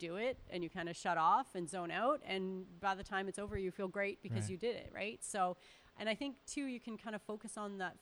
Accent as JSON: {"language": "English", "region": "Northern Alberta", "country": "Canada", "tie": "born or raised there", "said": "I'm from Northern Alberta"}